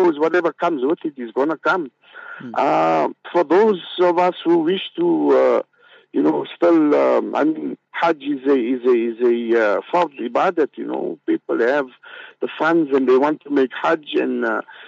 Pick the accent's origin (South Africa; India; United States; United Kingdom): South Africa; growing up in Malay camp